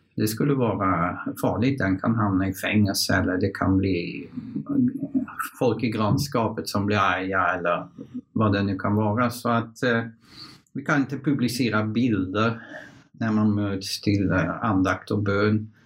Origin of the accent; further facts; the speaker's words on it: Netherlands; Swedish is a second language; moved away as an adult; also born or lived in Kiruna, Sweden; now in Sweden; Jag kommer från Nederländerna.